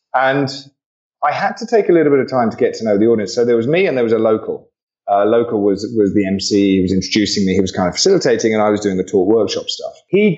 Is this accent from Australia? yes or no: yes; Australia; I'm Aussie, so I'm going to tread on it.